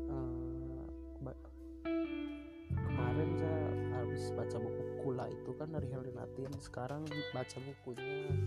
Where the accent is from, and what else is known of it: Indonesia